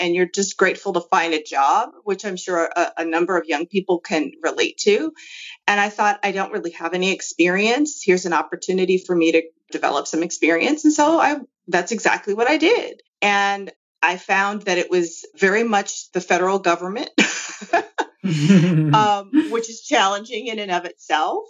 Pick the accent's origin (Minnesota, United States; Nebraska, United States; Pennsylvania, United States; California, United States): California, United States; Los Angeles; I actually grew up in Baldwin Hills, which is kind of close to Culver City